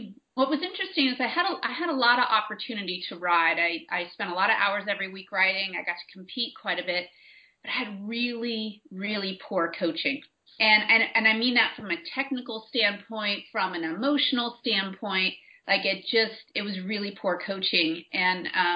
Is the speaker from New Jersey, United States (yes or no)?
no; San Francisco Bay Area, California, United States; I'm from the San Francisco Bay Area, so when I was researching graduate schools, it just so happens that the school that was the best fit for doing applied sports psychology was right here in the Bay Area, 20 minutes from where I grew up